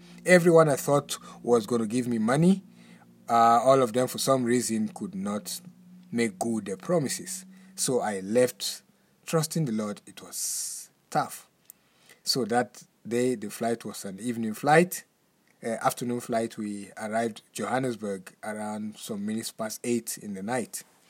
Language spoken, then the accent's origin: English; Lagos, Nigeria; moved away as an adult; now in South Africa; I came to South Africa in the year 2015. That on the 26th of July 2015, I came from Lagos, Nigeria. I came to study at River Bible Institute. When I was living in Lagos, Nigeria, I had only 200 rand in my wallet.